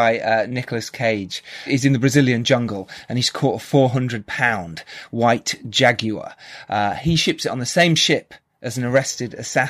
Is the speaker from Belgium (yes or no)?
no; United Kingdom; So you kind of get a strong bullshit detector, especially as being British. We're very used to that.